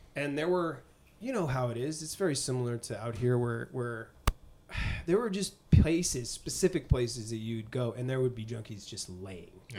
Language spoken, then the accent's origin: English; Boston, Massachusetts, United States; born or raised there; moved away